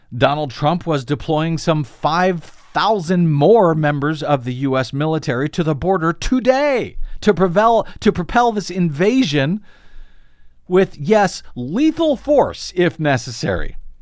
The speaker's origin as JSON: {"language": "English", "country": "United States", "said": "I'm saying this as an American"}